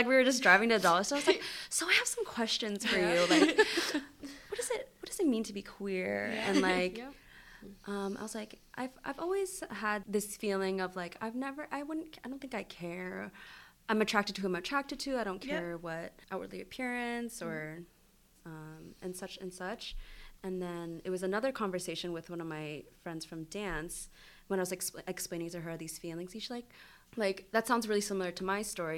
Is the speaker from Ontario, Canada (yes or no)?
yes; Niagara, Ontario, Canada; now in London, Canada; I grew up in Niagara